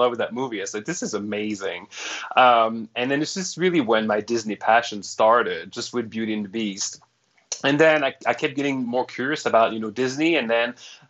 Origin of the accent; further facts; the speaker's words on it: Montreal, Quebec, Canada; first language French; English is a second language; moved away as an adult; also born or lived in Toronto / Orlando; now in Atlanta, United States; I'm Canadian. I'm from Montreal. So I'm French Canadian, and being raised in Montreal, your first language is French